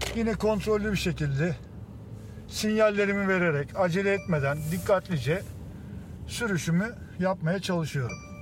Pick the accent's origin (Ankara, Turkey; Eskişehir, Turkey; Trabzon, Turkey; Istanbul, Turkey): Istanbul, Turkey; Doğma Büyüme İstanbulluyum.